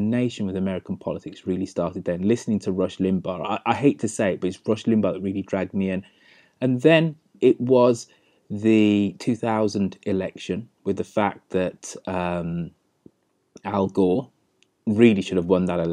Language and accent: English; England, United Kingdom; I'm of Jamaican parentage, but I'm very much somebody who's English and British